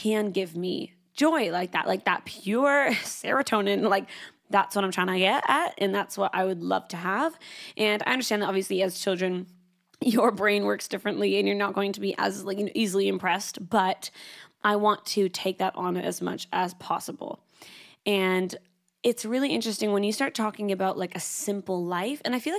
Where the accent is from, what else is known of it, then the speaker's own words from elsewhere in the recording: Canada; now in Sydney, Australia; I moved from Canada to Sydney, Australia.